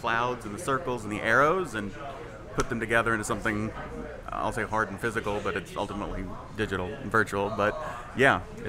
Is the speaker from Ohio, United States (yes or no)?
no; Jonesboro, Arkansas, United States; moved away as an adult; now in New Orleans, United States; I was born and raised in Arkansas. I came down here to go to Tulane at 18 and never left.